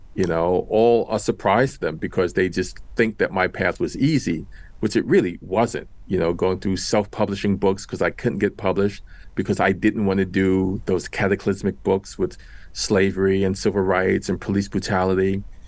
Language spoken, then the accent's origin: English; New York City, New York, United States; I grew up in Washington Heights in New York City.